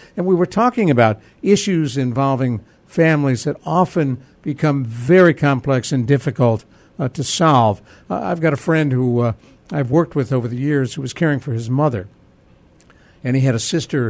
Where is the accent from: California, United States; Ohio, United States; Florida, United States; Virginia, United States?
Ohio, United States; Cleveland; now in San Antonio, United States; I grew up in Cleveland, Ohio, and my brother Jim still lives there.